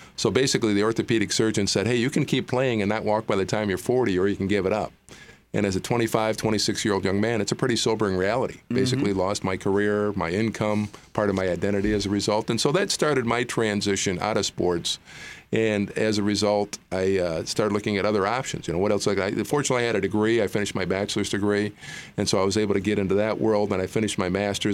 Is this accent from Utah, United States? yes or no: no; Gaylord, Michigan, United States; I grew up in northern Michigan in a town called Gaylord, Gaylord, Michigan